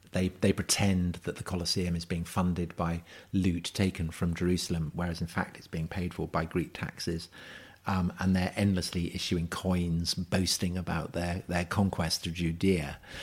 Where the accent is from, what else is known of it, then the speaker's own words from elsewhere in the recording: Salisbury, South West England, United Kingdom; I grew up in Salisbury